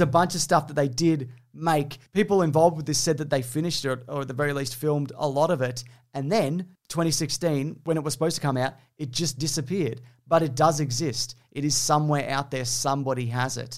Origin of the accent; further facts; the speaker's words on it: New Zealand; I'm from New Zealand